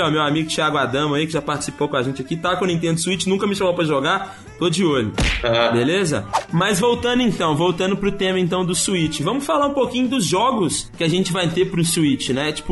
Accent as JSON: {"language": "Portuguese", "country": "Brazil"}